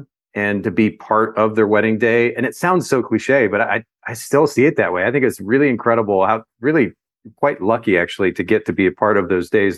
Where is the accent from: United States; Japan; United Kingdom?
Japan; My parents were Baptist missionaries. They were with a Baptist mission organization, and I grew up in Japan. We were there for about 10 years.